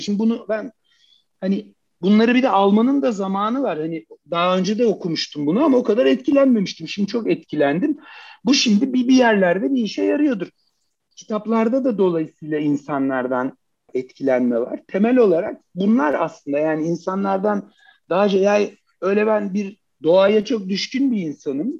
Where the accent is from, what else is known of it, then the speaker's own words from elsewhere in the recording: Turkey; erkeksiz bir yerde Türkiye gibi bir toplumda büyümek